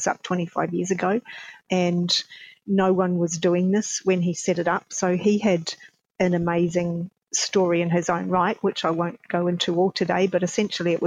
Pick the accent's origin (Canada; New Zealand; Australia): New Zealand; I'm a Kiwi, so I was born in New Zealand